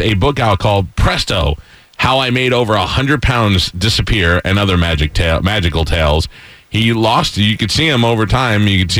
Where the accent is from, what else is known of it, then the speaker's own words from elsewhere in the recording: New York, United States; I grew up in New York.